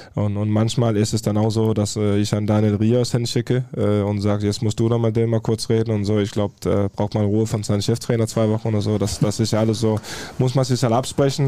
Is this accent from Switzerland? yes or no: no; Farum, Capital Region of Denmark, Denmark; German is a second language; now in Dortmund, Germany; ich komme ja aus, aus Farum, das ist ja 20 Minuten außerhalb Kopenhagen